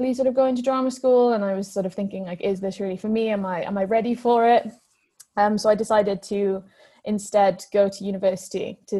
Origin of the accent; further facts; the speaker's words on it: Wales, United Kingdom; also born or lived in Cardiff / Aberystwyth; I am Welsh and I speak Welsh.